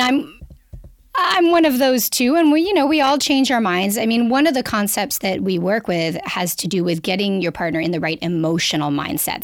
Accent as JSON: {"language": "English", "country": "Canada", "accent": "Canadian", "lives_now": "Toronto, Canada", "said": "I'm a Canadian. You'll hear from my accent"}